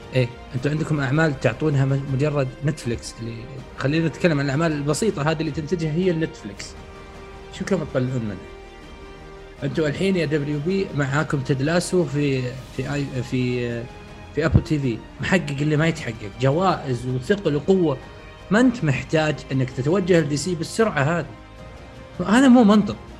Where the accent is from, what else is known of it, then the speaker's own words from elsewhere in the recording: Saudi Arabia; عندنا في السعوديه